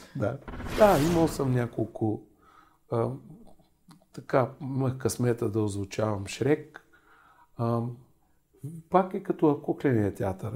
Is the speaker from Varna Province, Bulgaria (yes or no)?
yes; Varna, Varna Province, Bulgaria; moved away; във Варна, а, там където живеех